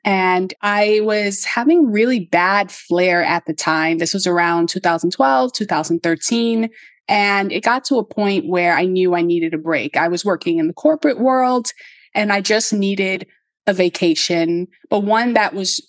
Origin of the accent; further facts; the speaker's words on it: New York City, New York, United States; I'm from the South Bronx. Like, we don't have nature